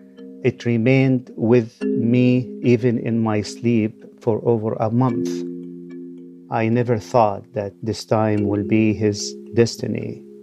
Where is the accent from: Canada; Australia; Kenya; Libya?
Libya; Tripoli, Tripoli District; moved away; I grew up in Tripoli. In the 1999, we fled the country and we came here because of the arrest that Gaddafi issued for the opposition in Libya.